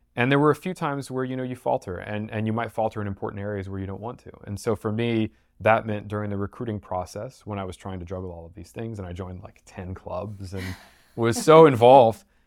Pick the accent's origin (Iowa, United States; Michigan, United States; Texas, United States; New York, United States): Texas, United States; Houston; I'm from Houston